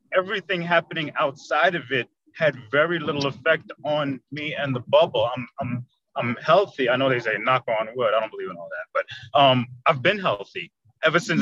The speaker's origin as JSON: {"language": "English", "town": "New York City", "region": "New York", "country": "United States", "moved": "as an adult", "lives_now": "Orlando, United States", "said": "I am from Queens, New York. I live in Orlando, Florida currently. I've been here about 30 years now already"}